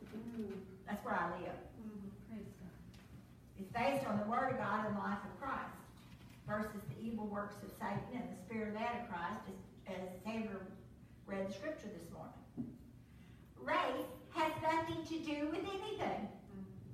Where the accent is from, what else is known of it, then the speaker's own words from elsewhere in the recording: Southeast Missouri, United States; now in Texas, United States; where I grew up in Southeast Missouri